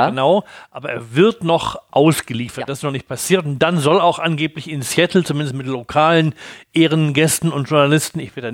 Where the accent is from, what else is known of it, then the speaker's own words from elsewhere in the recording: Hamburg, Germany; Als Hamburger